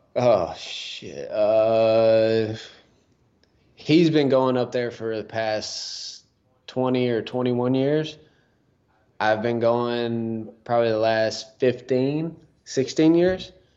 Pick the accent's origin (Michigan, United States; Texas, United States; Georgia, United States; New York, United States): Texas, United States; Huntsville; my hometown, Huntsville, got the Trinity River over there.